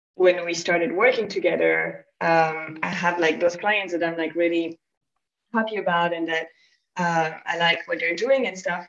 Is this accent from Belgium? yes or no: yes; Belgium; moved away as an adult; I'm from Belgium